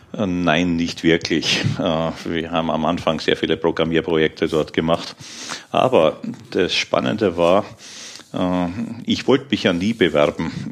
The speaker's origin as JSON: {"language": "German", "town": "Krems", "region": "Lower Austria", "country": "Austria", "tie": "born or raised there", "also_born_or_lived": "Vienna, Austria / Aachen, Germany", "moved": "as an adult", "lives_now": "Germany", "said": "Ich bin gebürtiger Österreicher, in Krems in die Schule gegangen, in Wien Informatik studiert, aber danach sofort ausgewandert ja, nach Aachen"}